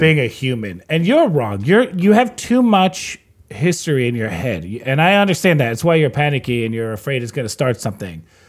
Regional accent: United States; I'm American

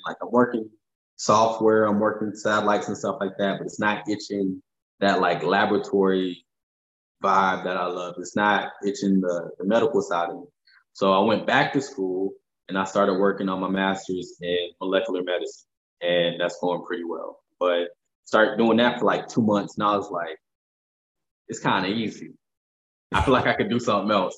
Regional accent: Fayetteville, North Carolina, United States; moved away as an adult; now in Los Angeles, United States; I'm from Fayetteville, North Carolina

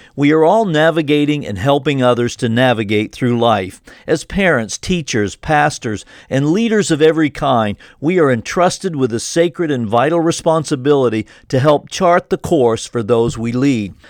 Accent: Maine, United States; I grew up in Maine

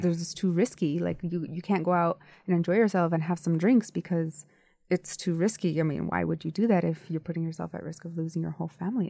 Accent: United States; I was born in the United States

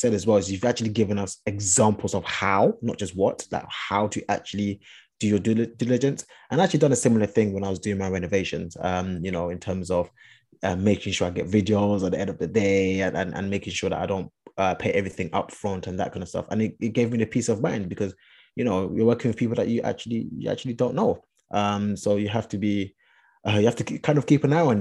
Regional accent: London, United Kingdom; I'm from Hackney

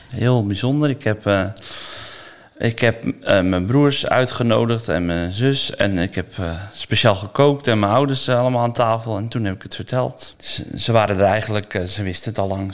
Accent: Noordwijk, South Holland, Netherlands; Ik kom uit Noordwijk

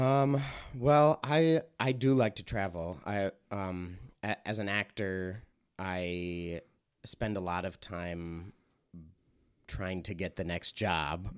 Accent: Mount Horeb, Wisconsin, United States; moved away; also born or lived in Stevens Point, Wisconsin; I'm from uh, Mount Horeb, Wisconsin

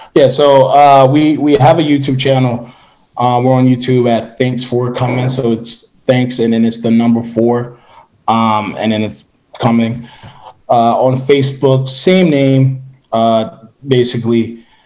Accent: Philadelphia, Pennsylvania, United States; I'm from Philadelphia

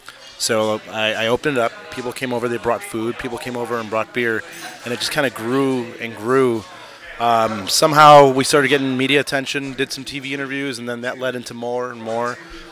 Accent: Chicago, Illinois, United States; Northwest side in Norwood Park.

